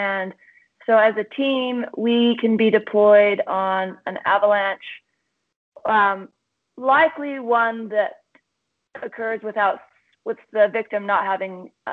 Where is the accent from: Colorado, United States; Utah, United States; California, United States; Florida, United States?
Utah, United States; I'm from Utah. I grew up here and still live here for the majority of the year